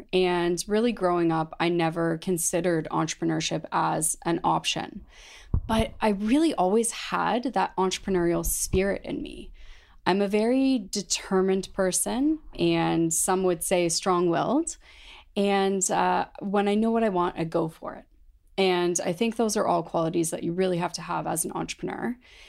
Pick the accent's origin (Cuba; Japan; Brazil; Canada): Canada; London, Ontario; born or raised there